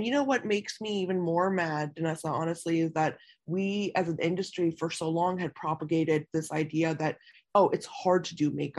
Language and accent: English; United States; So when I was raised here in America, it was almost like, you know, you couldn't do that, you know, because there weren't any options.